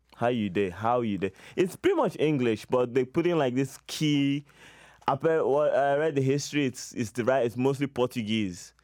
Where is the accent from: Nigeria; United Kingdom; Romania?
Nigeria; now in Canada; I'm half Nigerian, but I grew up there